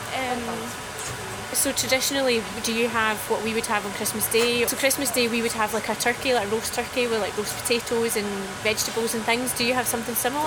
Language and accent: English; Germany; moved away; I'm from Germany